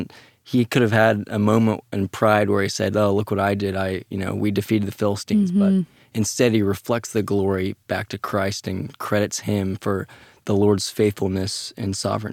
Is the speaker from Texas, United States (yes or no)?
yes; Dallas, Texas, United States; So I grew up here in Dallas and, had two faithful parents that really taught me God's word.